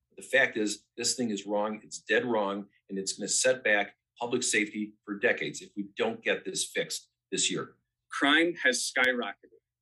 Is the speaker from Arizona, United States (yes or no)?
no; Peoria, Illinois, United States; my community, my hometown of Peoria